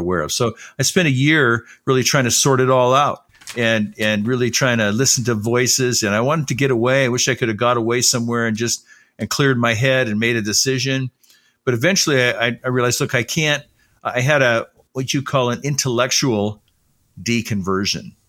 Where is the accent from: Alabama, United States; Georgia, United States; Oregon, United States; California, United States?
California, United States; Los Angeles; also born or lived in Salt Lake City, Utah; I didn't grow up in Utah. I grew up in Southern California in the Los Angeles area